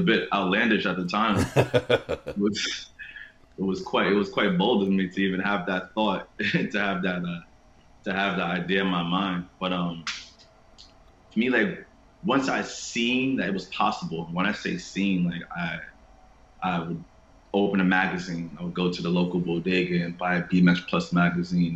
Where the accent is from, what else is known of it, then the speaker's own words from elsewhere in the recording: New York City, New York, United States; growing up in Queens